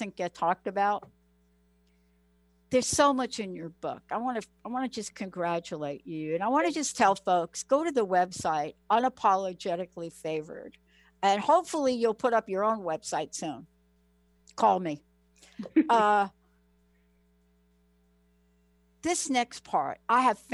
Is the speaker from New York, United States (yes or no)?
yes; New York, United States; I'm from New York